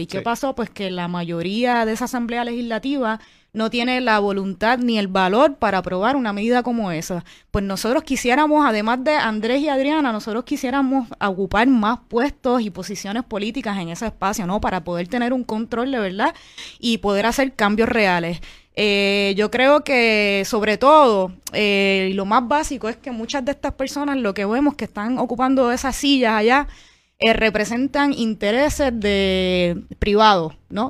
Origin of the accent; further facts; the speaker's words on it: Puerto Rico; una parte de puertorriqueños y puertorriqueñas que creemos en la independencia